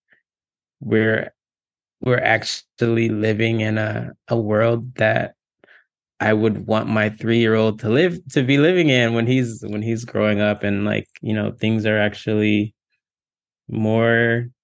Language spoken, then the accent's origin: English; Texas, United States; moved away as an adult; also born or lived in Virginia; now in California, United States; I grew up in Texas in the South, Black kid in the South